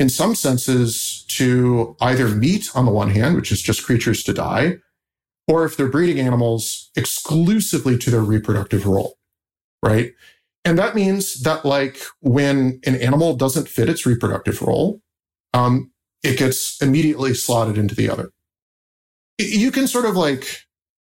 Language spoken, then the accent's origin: English; Indiana, United States; I grew up in Indiana